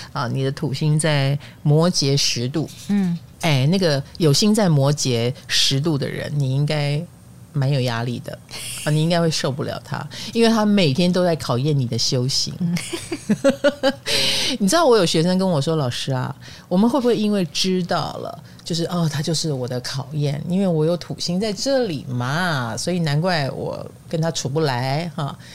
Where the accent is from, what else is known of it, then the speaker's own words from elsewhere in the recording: Taiwan; 我们台湾人口越来越少